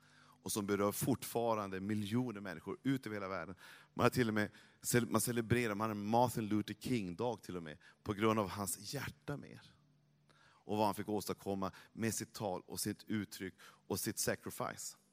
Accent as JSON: {"language": "Swedish", "region": "Norrland", "country": "Sweden", "said": "jag är från Norrland"}